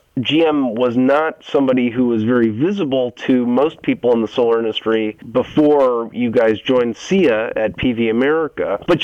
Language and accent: English; Ohio, United States; moved away; my home state of Ohio